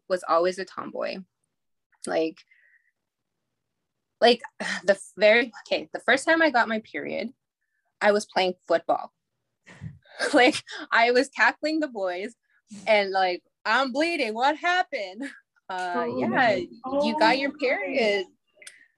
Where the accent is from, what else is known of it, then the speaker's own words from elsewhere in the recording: Goodfish Lake, Alberta, Canada; I grew up in Goodfish Lake, Alberta, which is a small reserve 2 hours northeast of Edmonton.